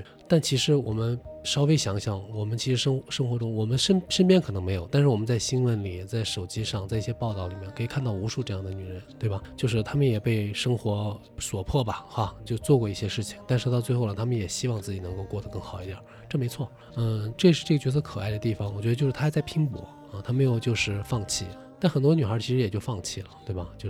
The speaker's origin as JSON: {"language": "Chinese", "region": "northern China", "country": "China", "lives_now": "Shanghai, China", "said": "就是我来上海的时候，其实我不知道你有没有啊，就是作为北方人，其实有点儿格格不入。"}